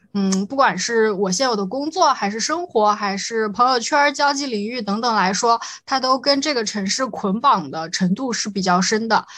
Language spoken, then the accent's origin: Chinese; Shanghai, China; also born or lived in Nanjing; 我小时候就是在这里长大的，对。然后因为一些户籍的限制啊，考试政策的限制等等，我就回去高了，高考了一下，然后又去南京上学